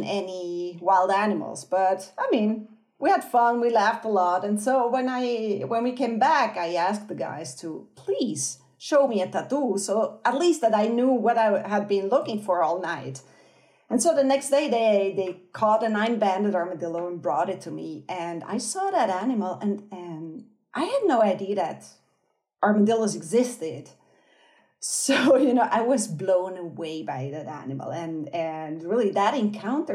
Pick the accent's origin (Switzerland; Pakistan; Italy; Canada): Switzerland; moved away as an adult; also born or lived in Brazil; now in Argentina; I'm Swiss. So I grew up in Switzerland and some other countries